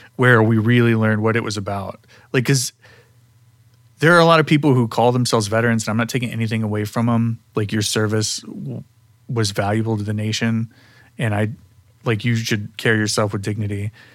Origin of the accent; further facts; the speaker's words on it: Midwest, United States; I'm come from the Midwest. Um, I was a normal middle class kid